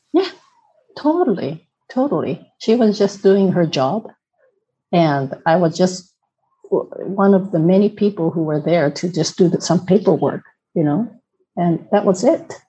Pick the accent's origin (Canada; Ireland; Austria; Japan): Japan; Tokyo; first language Japanese; English is a second language; moved away as an adult; now in Netherlands; originally from Tokyo. Um, I'm half Korean, half Japanese. I have a Korean name